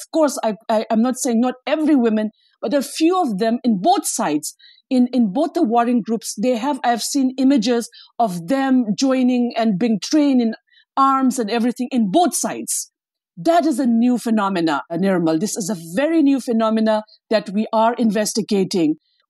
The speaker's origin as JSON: {"language": "English", "region": "Manipur", "country": "India", "tie": "born or raised there"}